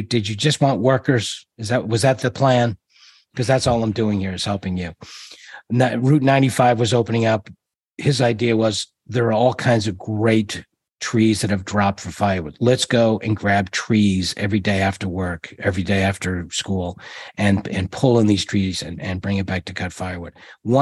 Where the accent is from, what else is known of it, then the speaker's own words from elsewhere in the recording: Georgetown, Massachusetts, United States; Born in a little town called Georgetown